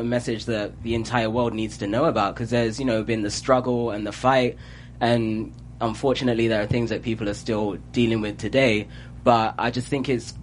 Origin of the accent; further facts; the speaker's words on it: London, United Kingdom; accent: British; moved away as an adult; now in United States; born, grew up in London, and yeah, this is how I talk